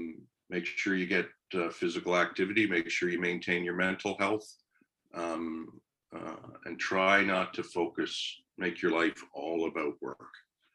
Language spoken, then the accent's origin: English; Kingston, Ontario, Canada; I grew up in Kingston. I went to Queens. My high school was right across the road from Queens.